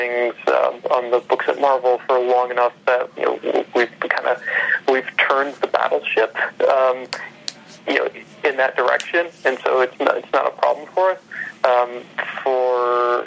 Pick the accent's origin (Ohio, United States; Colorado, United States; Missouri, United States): Ohio, United States; where I grew up in Ohio